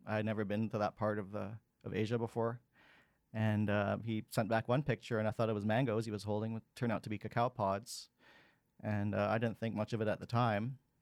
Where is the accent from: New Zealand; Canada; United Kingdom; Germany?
Canada; Vancouver, British Columbia; I was born and raised in Vancouver, and here I am today still in two thousand twenty-two. Um, I grew up in the North Shore in the nineteen eighties